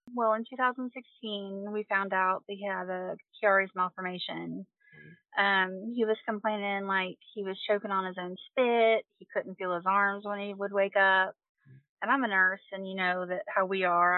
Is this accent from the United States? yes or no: yes; Quincy, Kentucky, United States; I am from Quincy, Kentucky. I Uh, grew, yep. grew up here